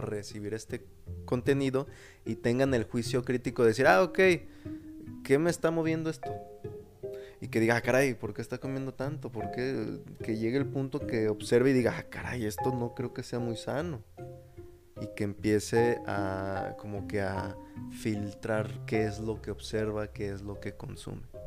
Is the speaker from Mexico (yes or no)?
yes; Mexico; nosotros como mexicanos